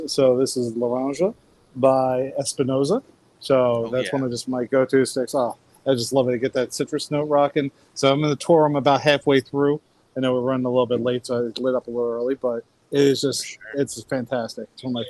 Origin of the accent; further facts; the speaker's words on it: United States; moved away; So funny thing is, Mickey's from my hometown.